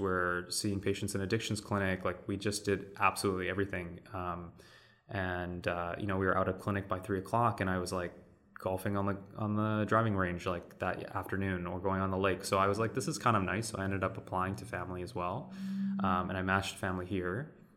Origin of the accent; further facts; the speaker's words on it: Vancouver, British Columbia, Canada; I am kind of born and raised in Vancouver